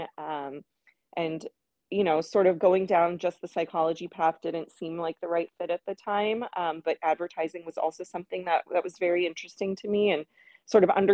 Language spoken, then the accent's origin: English; St. Louis, Missouri, United States; moved away as an adult; also born or lived in Boston, Massachusetts; I grew up in St. Louis, Missouri. That's where I spent majority of my childhood.